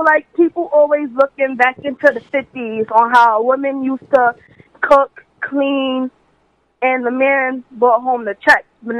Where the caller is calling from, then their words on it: Brooklyn, New York, United States; I'm calling from Brooklyn.